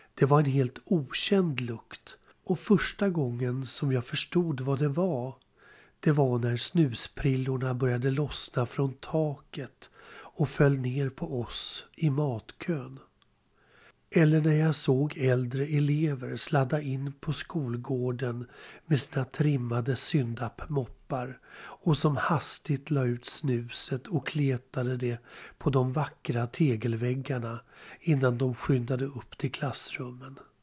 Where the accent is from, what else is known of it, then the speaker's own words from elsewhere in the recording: Spånga, Stockholm County, Sweden; Jag växte upp i Spånga